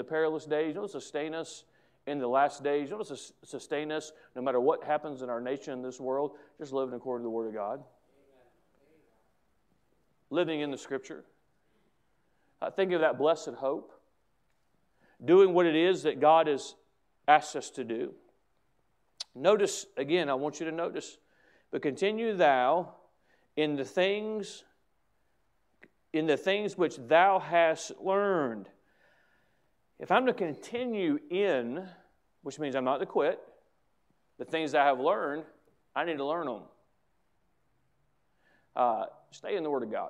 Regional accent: United States; as an American who loves my country

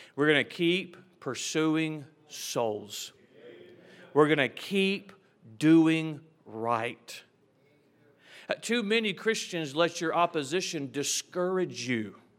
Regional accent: United States; I am proud to be an American.

